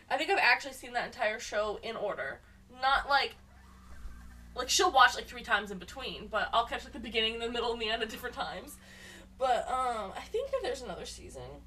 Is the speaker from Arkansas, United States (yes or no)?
no; Oregon City, Oregon, United States; now in California, United States; I grew up in Oregon City, the end of the Oregon Trail